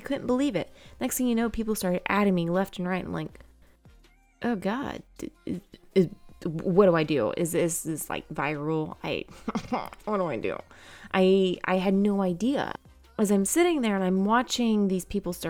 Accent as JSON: {"language": "English", "region": "Georgia", "country": "United States", "said": "I am 29 years old and I am from Georgia."}